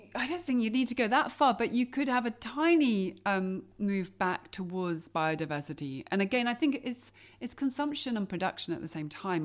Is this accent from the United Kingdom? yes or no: yes; England, United Kingdom; I grew up in England, didn't grow up watching her on T V.